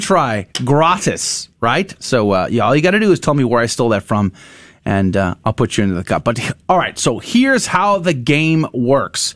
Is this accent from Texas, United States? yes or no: yes; San Antonio, Texas, United States; moved away; I grew up down there